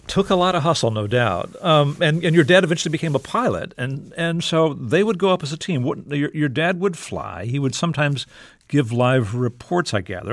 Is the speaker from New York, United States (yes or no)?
no; South Texas, United States; I grew up in South Texas